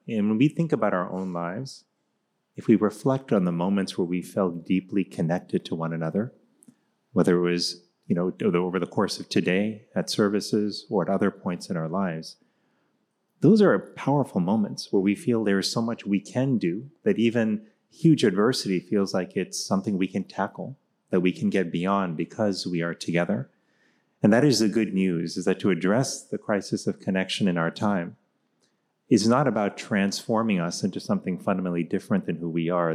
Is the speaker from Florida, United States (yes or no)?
yes; Miami, Florida, United States; when I was growing up in Miami, Florida